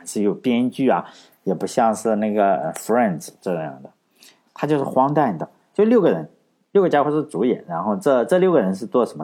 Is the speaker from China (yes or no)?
yes; China; 我们中国人的思维不能够套用在那里